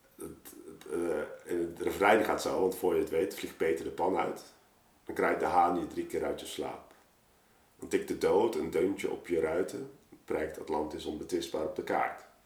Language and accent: Dutch; Rotterdam, South Holland, Netherlands; we zijn geen Amsterdammers hier